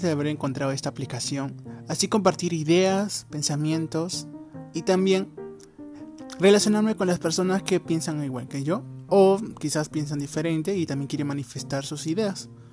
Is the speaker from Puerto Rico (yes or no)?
no; Peru; soy de Perú